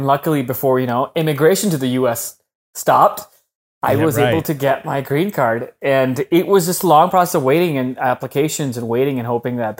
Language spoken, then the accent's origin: English; Pakistan; moved away as an adult; now in United States; When I came to the US from Pakistan when I was 18, 19 in 2010, you can't get a green card when you're a student.